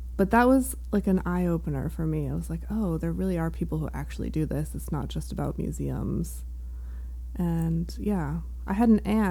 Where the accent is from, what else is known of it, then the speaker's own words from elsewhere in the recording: Riverside, Connecticut, United States; now in Maine, United States; I am from Connecticut. I grew up an hour outside of New York, pretty much like halfway between New Haven and New York City